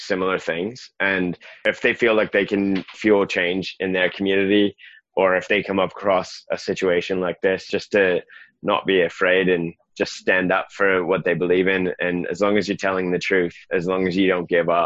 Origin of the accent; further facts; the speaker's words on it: Canada; also born or lived in South Westland, New Zealand; now in New Zealand; I'm some Canadian guy living in a village of 28 people on the edge of the world